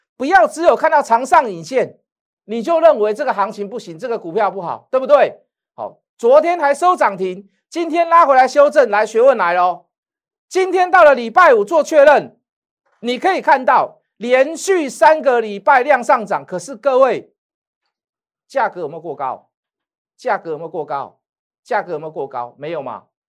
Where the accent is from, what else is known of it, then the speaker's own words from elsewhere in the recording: Taiwan; 我们台湾人